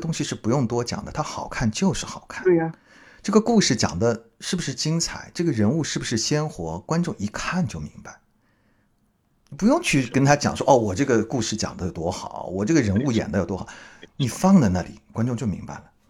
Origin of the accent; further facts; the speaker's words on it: Hangzhou, Zhejiang, China; moved away; 我是去年回杭州嘛